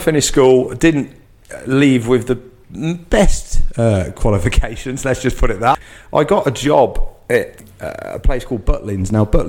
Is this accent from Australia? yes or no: no; Market Harborough, East Midlands, United Kingdom; moved away as an adult; also born or lived in Scotland / Spain; We're actually from Leicestershire. So I'm from a place called Market Harborough. And yeah, so my town where I was born, it's about 30 miles outside, but it still is in Leicestershire. It's quite a big county.